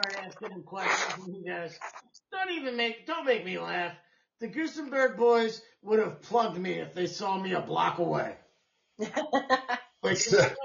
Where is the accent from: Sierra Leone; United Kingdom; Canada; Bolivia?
Canada; We're from Canada